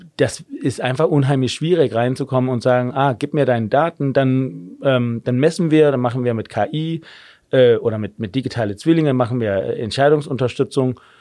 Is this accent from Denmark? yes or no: yes; Denmark; German is a second language; moved away as an adult; also born or lived in Germany; now in Berlin, Germany; wie man vielleicht hört, ich bin gebürtiger Däne, habe aber in Deutschland äh, einigermaßen lange gelebt